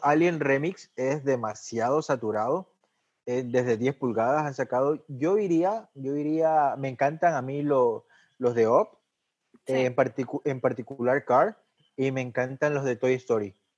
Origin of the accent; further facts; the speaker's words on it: Ecuador; Yo obviamente nací en Ecuador